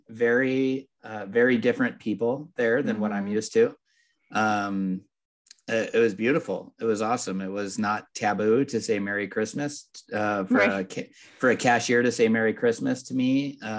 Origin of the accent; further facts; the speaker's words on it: Southern California, United States; also born or lived in upstate New York; I've lived in Southern California since I was five. We moved here from upstate New York, and you know, so this is all I've known